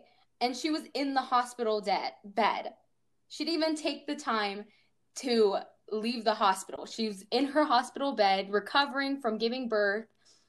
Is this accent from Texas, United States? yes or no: no; New Mexico, United States; You know, I sound like I'm Texan or I'm from the South, Georgia specifically, but I'm actually from New Mexico.